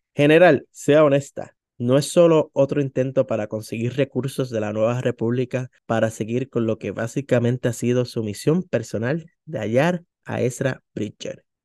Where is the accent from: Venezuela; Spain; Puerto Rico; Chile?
Puerto Rico; como buen puertorriqueño le decimos tío a todas las personas que están en la familia